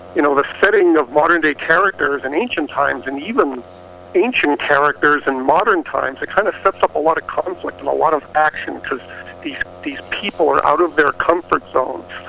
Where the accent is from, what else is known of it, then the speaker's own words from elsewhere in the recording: Plymouth, Massachusetts, United States; I grew up in Boston uh, in the Plymouth area